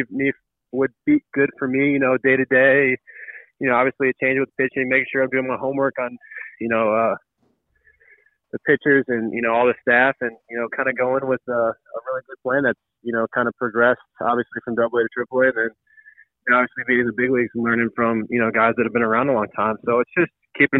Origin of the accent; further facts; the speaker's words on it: St. Louis, Missouri, United States; moved away; I'm blessed to be a St. Louisan and, you know, be able to play for my hometown team